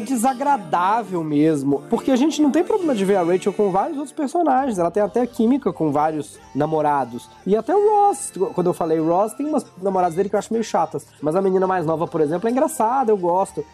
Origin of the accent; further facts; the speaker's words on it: Minas Gerais, Brazil; Eu sou de Minas